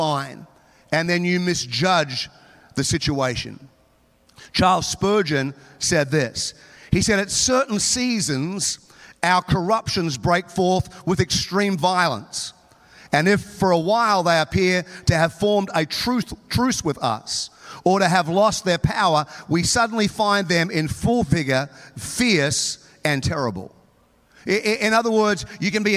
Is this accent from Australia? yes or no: yes; Townsville, Queensland, Australia; now in United States; I grew up in Townsville, North Queensland